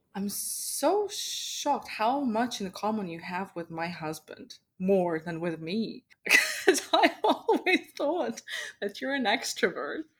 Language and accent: English; Moscow, Russia; now in Canada; I was born and raised in Moscow